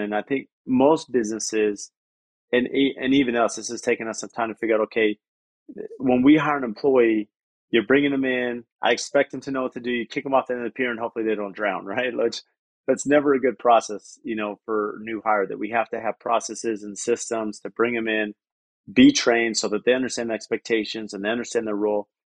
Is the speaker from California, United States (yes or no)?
yes; San Diego, California, United States; moved away as an adult; now in Phoenix, United States; I grew up in San Diego